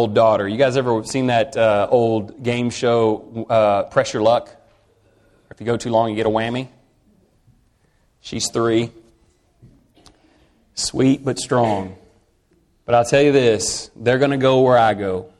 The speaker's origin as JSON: {"language": "English", "region": "Texas", "country": "United States", "said": "I'm from Texas"}